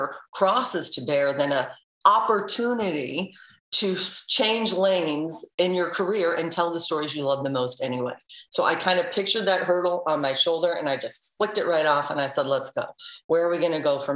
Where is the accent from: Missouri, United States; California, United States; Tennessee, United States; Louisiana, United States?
Missouri, United States; St. Louis; now in Cleveland, United States; I'm originally from St. Louis.